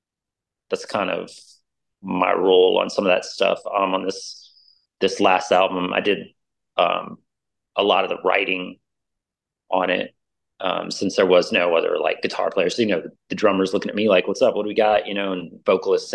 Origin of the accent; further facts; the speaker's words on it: New Orleans, Louisiana, United States; now in Austin, United States; I'm originally from New Orleans. I came over to Texas.